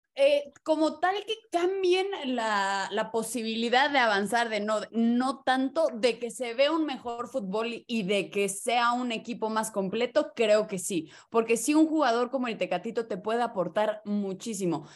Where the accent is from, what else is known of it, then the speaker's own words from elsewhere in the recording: Mexico; como buenos mexicanos somos unos contreras